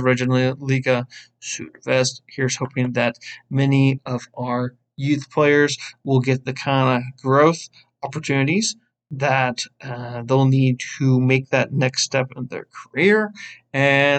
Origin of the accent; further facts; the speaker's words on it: United States; As an American